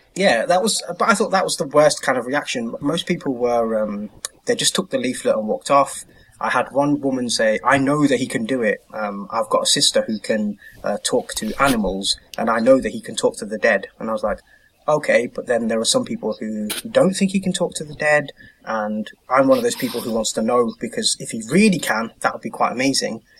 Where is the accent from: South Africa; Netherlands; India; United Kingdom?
United Kingdom; moved away as an adult; now in Norway; being a British humanist